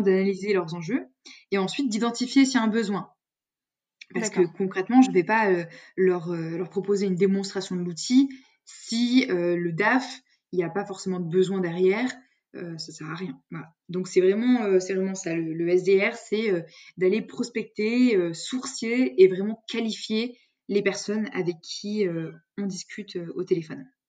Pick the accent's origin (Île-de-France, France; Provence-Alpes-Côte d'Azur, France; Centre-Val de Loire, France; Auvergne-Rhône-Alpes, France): Auvergne-Rhône-Alpes, France; Lyon; rester à Lyon, parce que je suis originaire de Lyon.